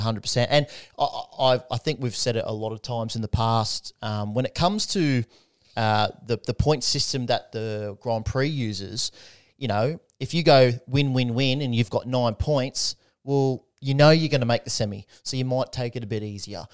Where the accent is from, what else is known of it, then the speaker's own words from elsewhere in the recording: Australia; Could, couldn't be prouder as an Aussie